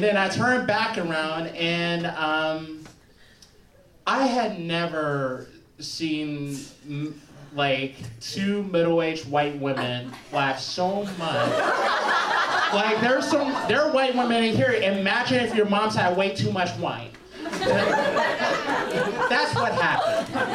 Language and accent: English; Chicago, Illinois, United States; I'm from the South Side of Chicago, but I also like spent about ten years in the South Suburbs.